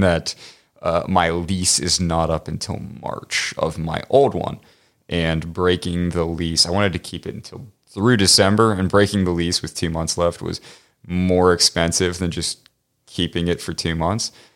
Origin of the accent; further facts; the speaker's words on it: Pittsburgh, Pennsylvania, United States; moved away; I'm from Pittsburgh originally